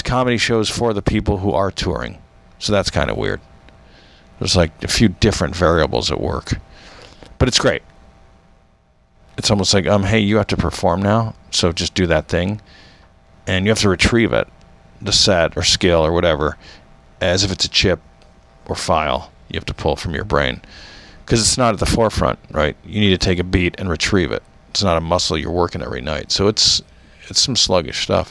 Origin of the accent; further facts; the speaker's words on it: United States; from the States.